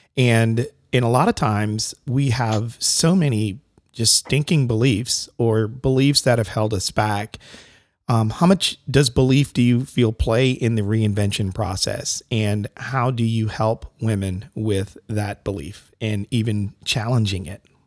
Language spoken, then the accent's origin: English; Connecticut, United States; I grew up in Connecticut